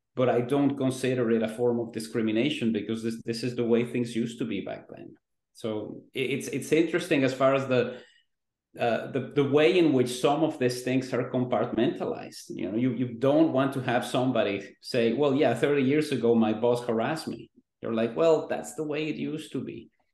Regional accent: Mexico; now in Vancouver, Canada; I grew up in Mexico

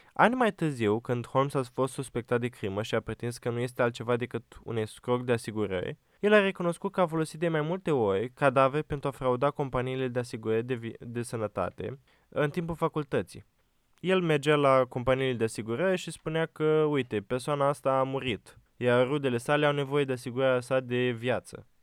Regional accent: Romania; suntem români acum

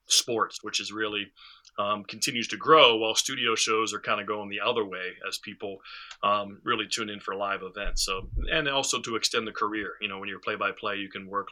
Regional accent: Western Pennsylvania, United States; growing up as a kid, growing up in Western Pennsylvania

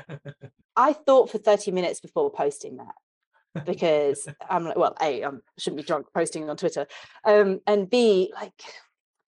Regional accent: England, United Kingdom; accent: British; I'm English

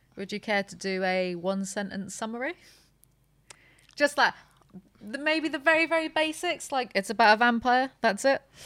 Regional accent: United Kingdom; I'm too British

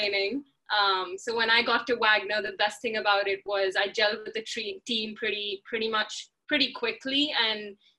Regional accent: India; moved away as an adult; also born or lived in United States; I come from India where college athletics is not a thing

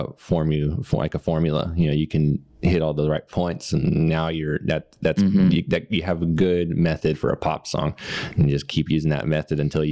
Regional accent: Duncanville, Texas, United States; growing up in Duncanville

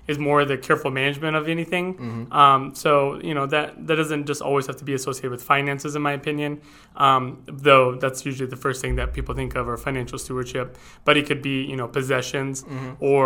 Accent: East Valley, Arizona, United States; also born or lived in Oklahoma / Gallup, New Mexico; I lived around the valley, Chandler, Mesa, Gilbert, the various areas, mostly East Valley

